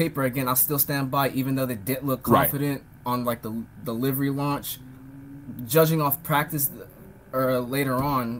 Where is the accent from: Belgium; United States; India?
United States; as an American